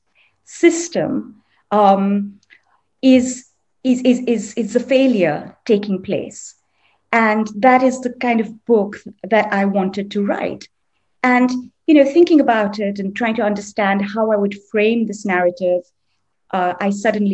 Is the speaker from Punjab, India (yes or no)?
no; Delhi, India; I grew up in Delhi